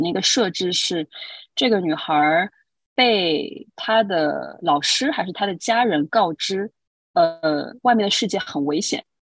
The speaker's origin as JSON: {"language": "Chinese", "region": "Shanghai", "country": "China", "moved": "as an adult", "lives_now": "New York, United States", "said": "我来自上海，现在呢是住在纽约"}